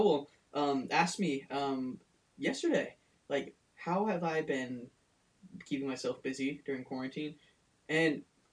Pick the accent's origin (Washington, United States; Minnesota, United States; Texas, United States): Washington, United States; Seattle; We're from Seattle.